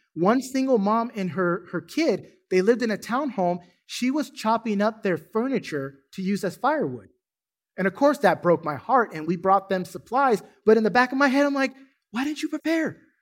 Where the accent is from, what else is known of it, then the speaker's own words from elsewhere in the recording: California, United States; now in Duncanville, United States; I'm from California